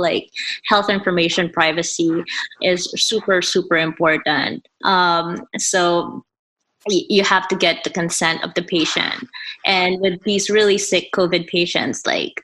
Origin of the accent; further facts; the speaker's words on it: Philippines; moved away as an adult; I grew up in the Philippines. I finished high school there. And then when I moved here for college